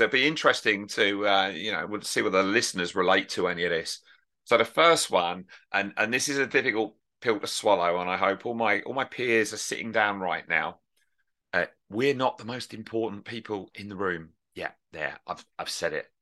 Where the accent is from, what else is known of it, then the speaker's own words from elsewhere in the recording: United Kingdom; I'm right over from the United Kingdom